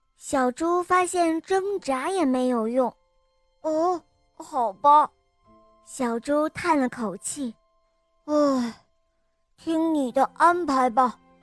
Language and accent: Chinese; Xi'an, Shaanxi, China; 我今年五岁了，我来自西安